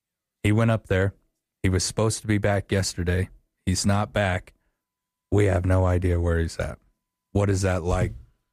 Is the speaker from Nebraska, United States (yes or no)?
no; Wyoming, United States; I was walking in a forest that I grew up in over in Star Valley.